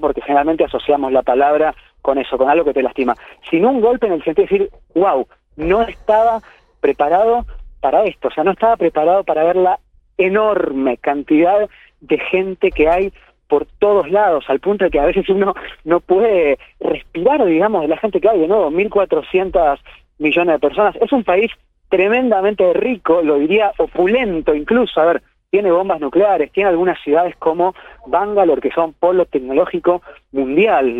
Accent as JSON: {"language": "Spanish", "country": "Argentina", "moved": "as an adult", "lives_now": "Kerala, India", "said": "soy argentino"}